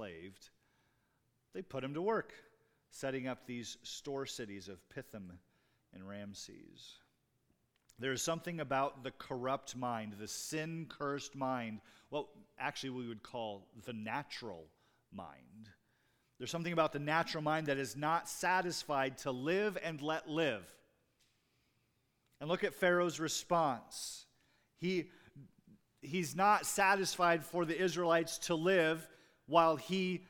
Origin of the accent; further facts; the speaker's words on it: Iowa, United States; I grew up in Iowa